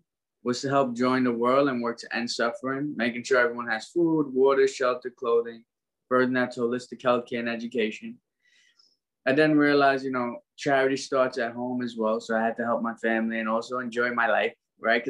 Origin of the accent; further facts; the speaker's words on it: New York City, New York, United States; also born or lived in Trinidad; I was born in Brooklyn. But when I was born, my parents split up. So we ended up going back to Trinidad. I was 2 weeks old. I came back up here at 4.5.